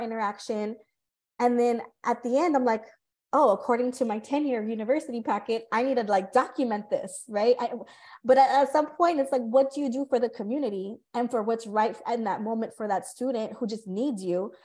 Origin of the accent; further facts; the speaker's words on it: California, United States; moved away; I'm from California.